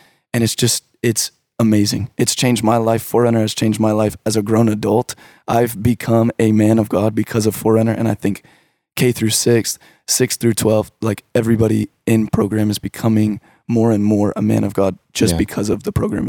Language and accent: English; Richardson, Texas, United States; I grew up in the Richardson area.